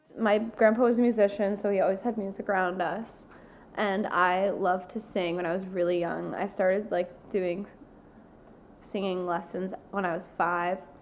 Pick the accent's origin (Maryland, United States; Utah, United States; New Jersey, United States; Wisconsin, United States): New Jersey, United States; now in New York, United States; I grew up in New Jersey.